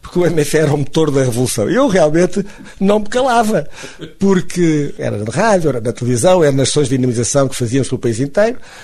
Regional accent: Funchal, Madeira, Portugal; also born or lived in mainland Portugal; now in Funchal, Portugal; sei que nasci na Madeira, que gosto de ter nascido na Madeira

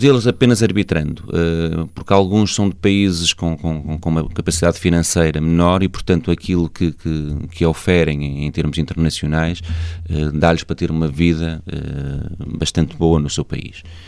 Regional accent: Senhora da Hora, Norte, Portugal; eu sou natural da, da Senhora da Hora

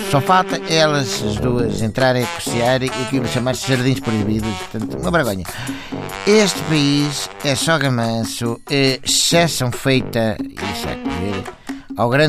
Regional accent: Cacém, Lisbon, Portugal; sou do Cacém.

